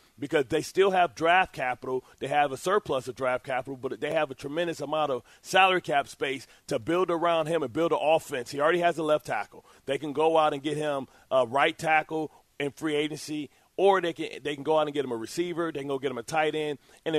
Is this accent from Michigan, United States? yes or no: yes; Detroit, Michigan, United States; Listen, I'm from Detroit. I can't say stuff with STs in it.